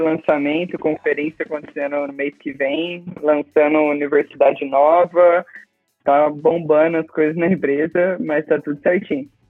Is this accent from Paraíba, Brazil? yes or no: no; Presidente Prudente, São Paulo, Brazil; now in Florianópolis, Brazil; eu sou nascido no interior de São Paulo, lá em Presidente Prudente